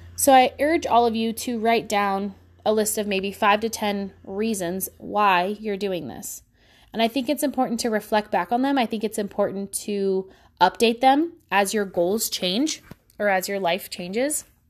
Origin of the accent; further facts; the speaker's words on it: Pacifica, California, United States; I grew up in Pacifica, California, where it's sixty-five and foggy ninety-five percent of the time.